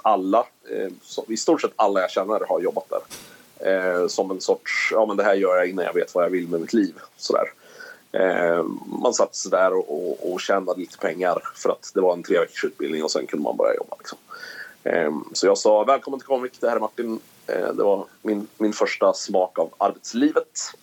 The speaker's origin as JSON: {"language": "Swedish", "town": "Karlskoga", "region": "Örebro County", "country": "Sweden", "tie": "born or raised there", "also_born_or_lived": "Sundsvall / Eskilstuna", "said": "jag flyttade tillbaka till min eh, hemstad, får jag väl kalla det då, där jag växte upp"}